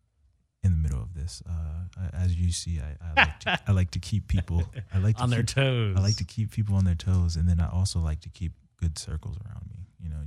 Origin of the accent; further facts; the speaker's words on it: Los Angeles, California, United States; We all grew up around the areas of Los Angeles.